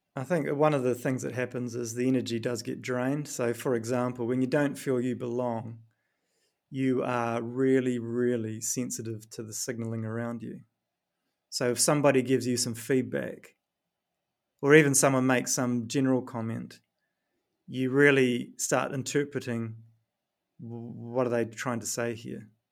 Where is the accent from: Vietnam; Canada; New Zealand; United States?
New Zealand; accent: New Zealand; moved away; my New Zealand accent